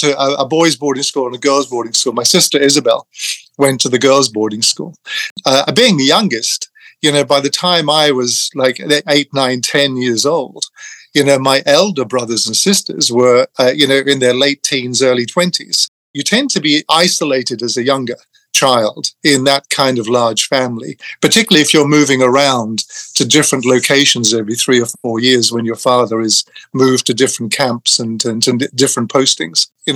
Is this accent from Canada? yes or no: no; England, United Kingdom; I grew up in England. I lost my Irishness very early on, which children tend to do when they're relocated at a young age.